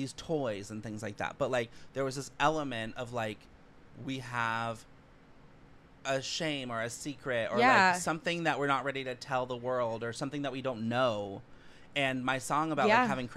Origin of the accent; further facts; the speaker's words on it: outside of San Francisco, California, United States; moved away; I grew up like 50 minutes outside of San Francisco